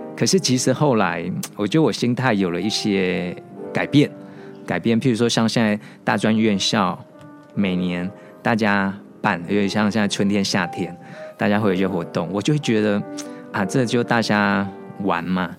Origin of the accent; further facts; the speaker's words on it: Kaohsiung, Taiwan; 因为我是高雄人